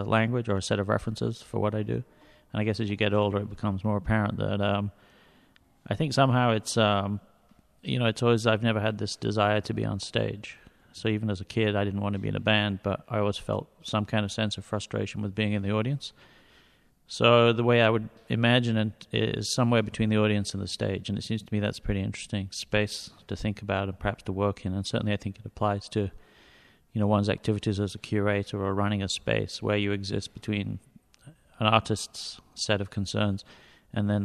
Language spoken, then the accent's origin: English; near Manchester, North West England, United Kingdom; I grew up near Manchester in England.